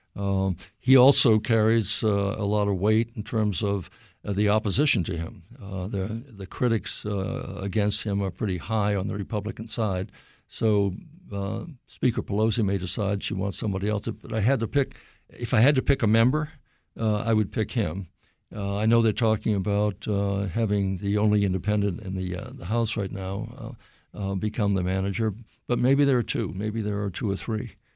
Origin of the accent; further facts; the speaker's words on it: Bangor, Maine, United States; moved away; where I grew up in Bangor